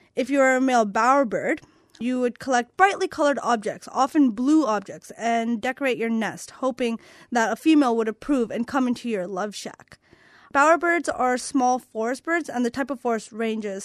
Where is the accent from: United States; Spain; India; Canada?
Canada; moved away; my home country of Canada